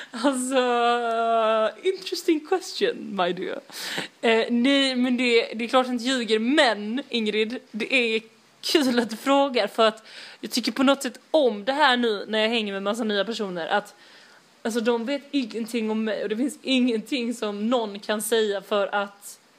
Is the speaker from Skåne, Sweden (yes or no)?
yes; Malmö, Skåne, Sweden; Jag kommer från Rosenvång.